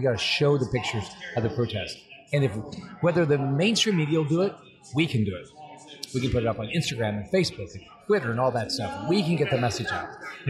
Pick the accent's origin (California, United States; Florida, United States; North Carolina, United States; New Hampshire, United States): Florida, United States; I'm from Florida, so and there's a lot of Cubans here